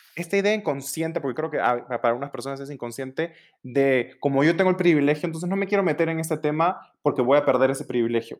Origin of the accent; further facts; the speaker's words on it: Peru; moved away; also born or lived in Los Angeles; nací, me crié en Perú